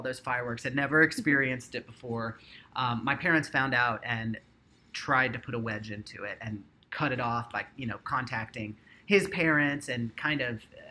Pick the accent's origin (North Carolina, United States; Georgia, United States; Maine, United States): North Carolina, United States; I grew up in North Carolina